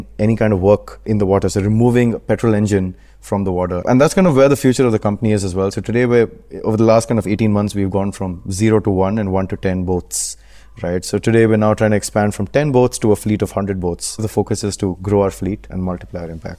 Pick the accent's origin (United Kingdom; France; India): India; Bangalore, Karnataka; moved away as an adult; now in Hong Kong; I grew up in Bangalore in India